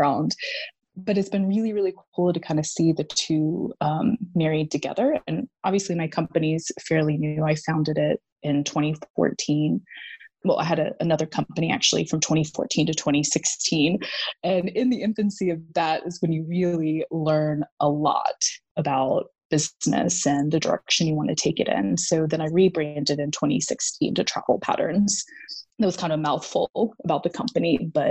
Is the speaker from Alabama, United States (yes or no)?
yes; Huntsville, Alabama, United States; also born or lived in Chicago; I moved home. I'm from North Alabama, Huntsville